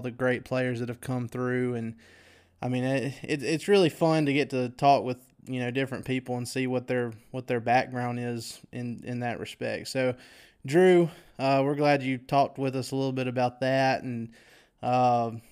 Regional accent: Mississippi, United States; I was born and raised here in Mississippi.

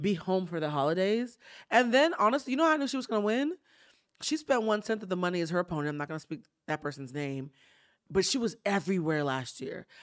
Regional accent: East Coast, United States; now in Los Angeles, United States; I'm from the East Coast

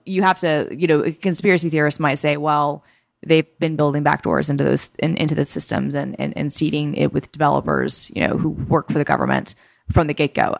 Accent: New York, United States; moved away as an adult; now in Bellevue, United States; I'm still a New Yorker.

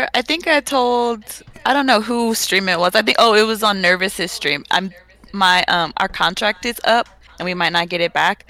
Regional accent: St. Louis, Missouri, United States; I'm from St. Louis.

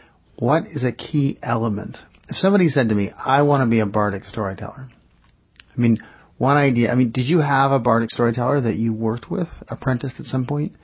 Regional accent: New York City, New York, United States; I grew up in New York City, and Diane Wolfstein came to my preschool.

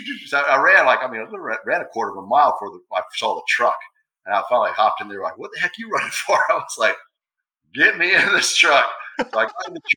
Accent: Florida, United States; I grew up in Florida, you know, we live out in the swamp

